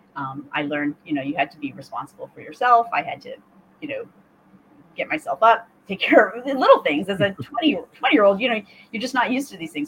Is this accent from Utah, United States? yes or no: no; Maine, United States; I'm from Maine originally, and so uh, grew up, born and raised in Maine